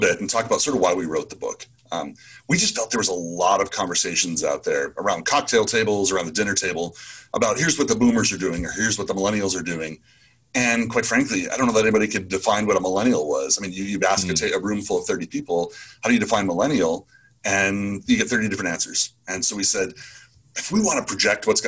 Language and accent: English; Michigan, United States; moved away as an adult; now in Southern California, United States; I was kind of raised in the Midwest, in Michigan